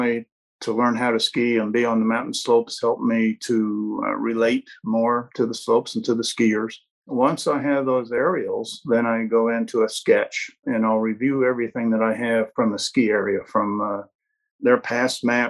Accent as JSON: {"language": "English", "region": "Colorado", "country": "United States", "tie": "born or raised there", "said": "I was born in Colorado"}